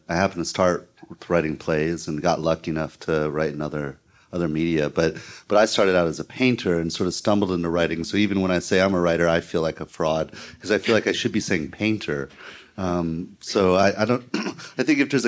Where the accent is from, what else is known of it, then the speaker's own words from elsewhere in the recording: St. Louis, Missouri, United States; I grew up in St. Louis